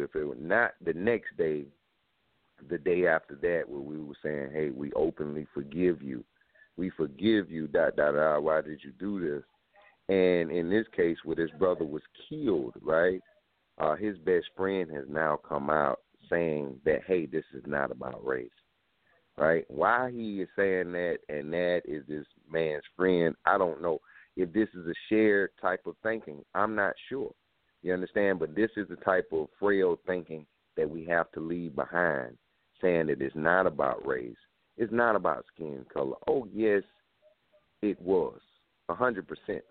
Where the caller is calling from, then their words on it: South Carolina, United States; I'm calling from South Carolina